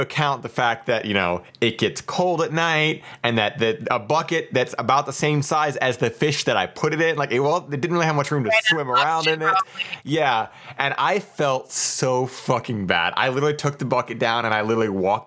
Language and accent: English; Ohio, United States; moved away; I'm originally from Ohio